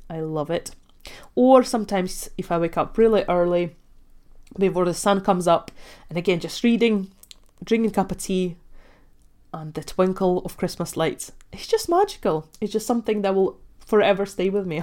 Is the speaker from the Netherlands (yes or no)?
no; Ogre, Latvia; moved away; I actually grew up in Latvia, so I was born and raised in Russian family